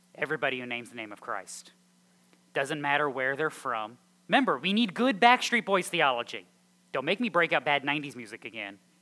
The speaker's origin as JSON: {"language": "English", "region": "Connecticut", "country": "United States", "tie": "born or raised there", "also_born_or_lived": "the South (US)", "moved": "yes", "said": "I, grew up on Long Island Sound in Connecticut"}